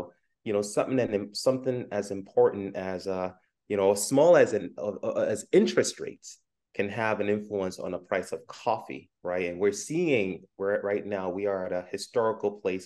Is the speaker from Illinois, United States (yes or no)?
no; New York City, New York, United States; also born or lived in Ghana; I was born in Ghana and I came to the U.S. as a kid. I grew up in Brooklyn, New York